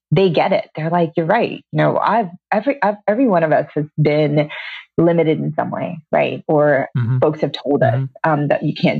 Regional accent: India; now in Glen Rock, United States; I grew up, I was born in India, the very traditional patriarchal society

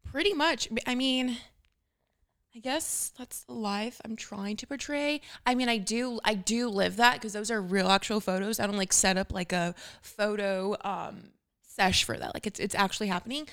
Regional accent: Los Angeles, California, United States; I grew up in Lincoln Heights

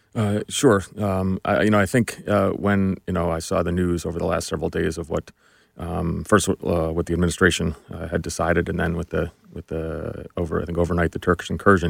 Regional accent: New Jersey, United States; I grew up in New Jersey, just really uh, a regular middle class kid

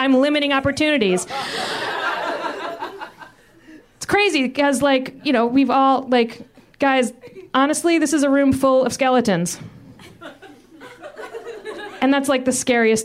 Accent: Richmond, Virginia, United States; I'm from Richmond, Virginia

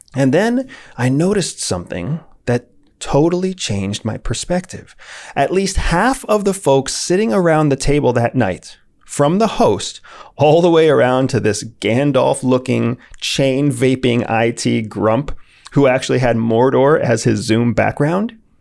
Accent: St. Petersburg, Florida, United States; my hometown of Saint Petersburg, Florida.

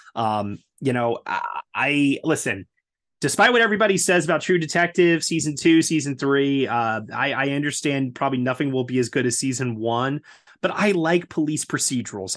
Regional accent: New York, United States; as a New Yorker

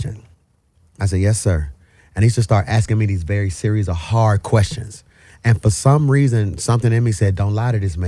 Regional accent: Birmingham, Alabama, United States; I'm from Birmingham, Alabama. Yeah, you know, choir music. Every year, the quartet conference came to Birmingham.

